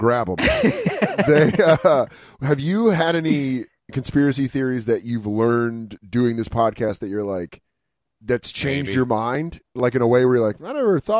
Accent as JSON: {"language": "English", "region": "Colorado", "country": "United States", "said": "with how white I am and being from Colorado"}